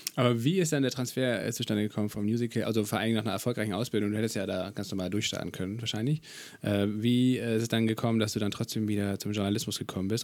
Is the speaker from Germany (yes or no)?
yes; Kiel, Schleswig-Holstein, Germany; Ich komme ja aus Kiel